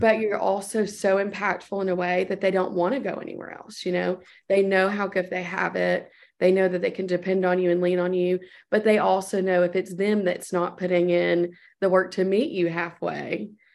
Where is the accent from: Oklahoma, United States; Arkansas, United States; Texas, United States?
Texas, United States; my home state in Texas